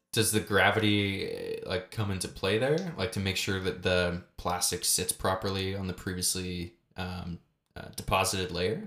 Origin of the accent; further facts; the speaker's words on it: Canada; We're, we're both Canadian